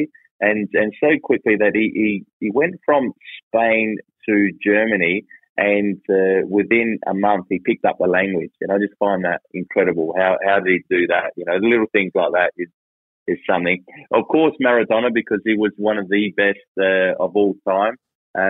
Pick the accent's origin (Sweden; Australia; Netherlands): Australia; As Australian as I am